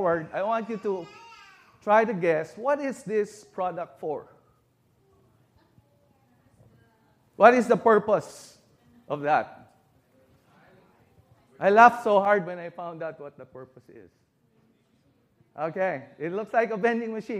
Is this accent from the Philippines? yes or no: yes; Philippines; moved away as an adult; now in United States; I was born in America, but as a baby, we went back home to the Philippines.